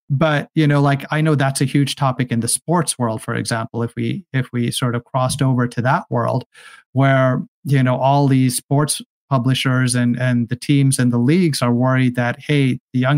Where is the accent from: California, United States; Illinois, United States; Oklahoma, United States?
California, United States; I come from Silicon Valley, and so here there's a saying: just build a product